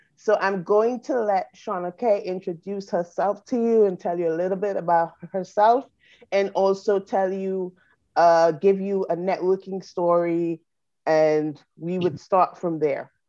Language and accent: English; St. Vincent & Grenadines; now in United States; we're from the Caribbean, I'm from St. Vincent